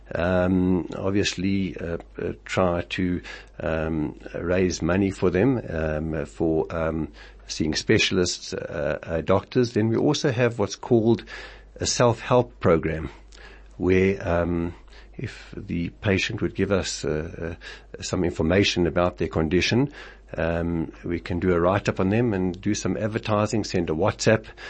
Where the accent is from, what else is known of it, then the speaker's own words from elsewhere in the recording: Springs, Gauteng, South Africa; I came from Springs, a small town where everybody helped